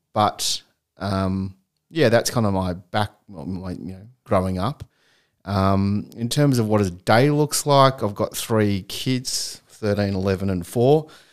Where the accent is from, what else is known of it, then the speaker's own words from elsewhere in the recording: Melbourne, Victoria, Australia; also born or lived in Chicago; I was born in Chicago and – I came here when I was three years old, hence why I don't have a US accent. Um, and yeah, I grew up in Melbourne